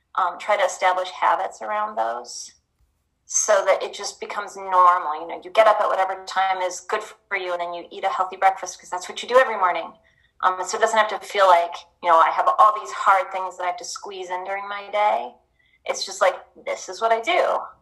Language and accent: English; Tacoma, Washington, United States; also born or lived in Iowa State; now in Oregon, United States; I'm from Tacoma.